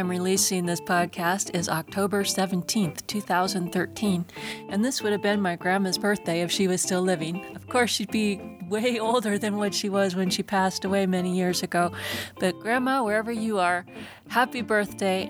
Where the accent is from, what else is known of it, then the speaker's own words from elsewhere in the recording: Tacoma, Washington, United States; moved away; I'm from Tacoma, Washington, and growing up there was fun in a lot of ways